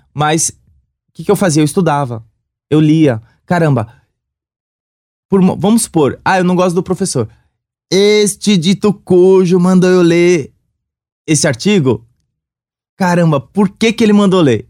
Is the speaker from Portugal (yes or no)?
no; São Paulo, Brazil; sou do Sapopemba.